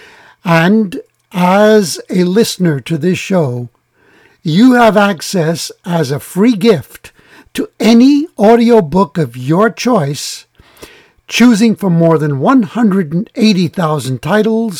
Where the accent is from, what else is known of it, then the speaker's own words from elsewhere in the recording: New York City, New York, United States; I was born in New York City, where it's warmer